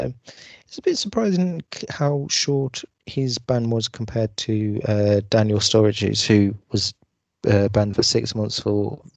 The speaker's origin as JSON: {"language": "English", "town": "Newcastle", "region": "North East England", "country": "United Kingdom", "said": "Yeah, man, I'm from Newcastle."}